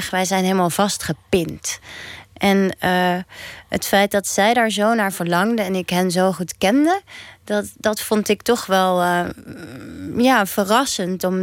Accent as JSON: {"language": "Dutch", "country": "Netherlands", "said": "Wij zijn geen buitenlanders, ik ben gewoon een Nederlander. En toch voel ik dat de hele tijd. Dus ik voel me toch een beetje tweederangs burger."}